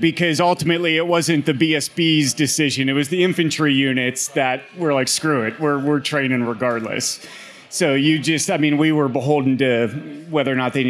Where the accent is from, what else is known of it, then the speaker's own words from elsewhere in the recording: Pittsburgh, Pennsylvania, United States; moved away as an adult; also born or lived in Norfolk, Virginia / Washington, District of Columbia, United States; Born and raised in Pittsburgh, actually Dormont, South Hills, so pretty close to here.